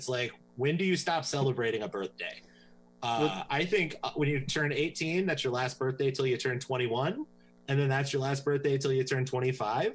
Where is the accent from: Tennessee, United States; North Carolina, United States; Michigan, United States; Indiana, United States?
Tennessee, United States; I was raised in Tennessee.